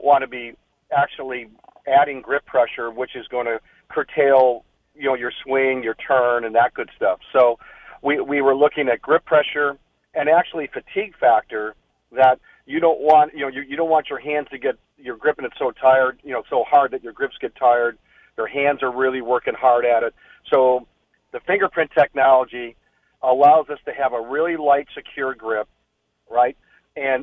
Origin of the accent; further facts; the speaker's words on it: Chicago, Illinois, United States; now in San Diego, United States; I grew up in Chicago